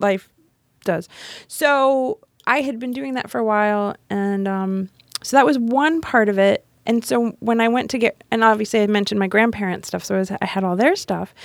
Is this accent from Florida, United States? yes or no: yes; Miami, Florida, United States; moved away; grew up in Miami. Um, I went to high school and college in Miami.